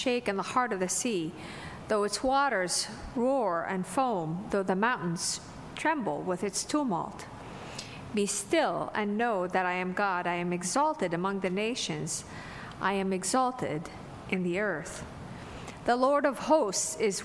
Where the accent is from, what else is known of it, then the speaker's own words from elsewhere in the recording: Damascus, Damascus Governorate, Syria; moved away; I grew up in Damascus, Syria, so it was a city of about 5 million people.